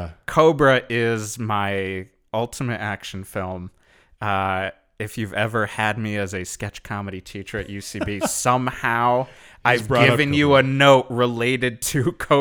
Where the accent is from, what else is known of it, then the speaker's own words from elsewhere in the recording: Connecticut, United States; In Connecticut.